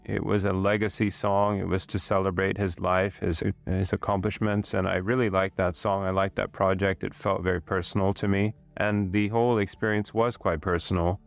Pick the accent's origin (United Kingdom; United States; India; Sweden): Sweden; now in Thailand; my heritage is Swedish. So I'm from Sweden